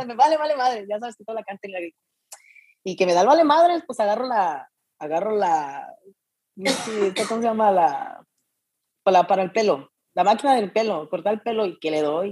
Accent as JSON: {"language": "Spanish", "town": "Jesús María", "region": "Jalisco", "country": "Mexico", "tie": "born or raised there", "also_born_or_lived": "Arandas, Jalisco", "said": "soy de Jesús María, pero nací en Arandas, pero toda mi vida, pues, crecí en Jesús María, Jalisco"}